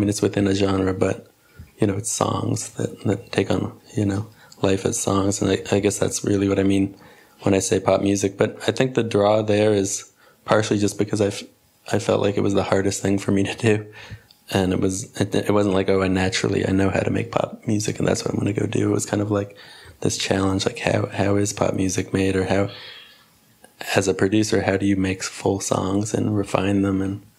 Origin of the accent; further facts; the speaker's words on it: Cleveland, Ohio, United States; born there; also born or lived in Philadelphia; now in Brooklyn, United States; Well, actually, I was born in Cleveland.